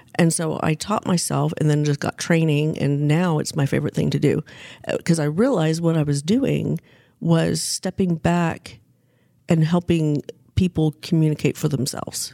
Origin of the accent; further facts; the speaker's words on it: Wichita, Kansas, United States; now in Northwest Arkansas, United States; I grew up in Wichita, Kansas, and became a grown up in Northwest Arkansas